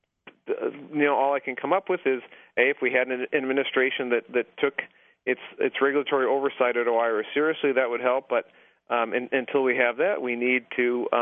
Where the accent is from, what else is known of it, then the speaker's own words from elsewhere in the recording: Mossville, Illinois, United States; moved away; I'm from a small town just outside of Peoria called Mossville, Illinois